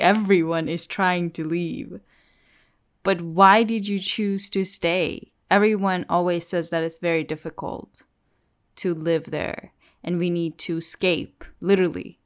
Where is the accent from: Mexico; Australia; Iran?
Iran; born or raised there